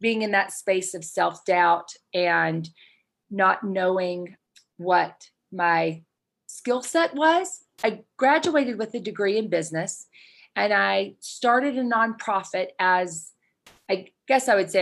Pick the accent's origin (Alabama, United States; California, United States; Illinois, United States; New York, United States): Alabama, United States; moved away as an adult; now in Utah, United States; I grew up in Alabama. I'm a Southern Belle.